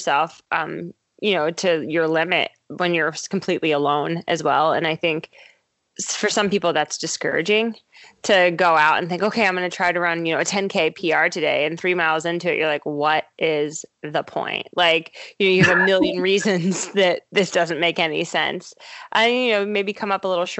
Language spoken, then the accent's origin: English; Ohio, United States; also born or lived in Baltimore, Maryland; but Ohio's home for sure.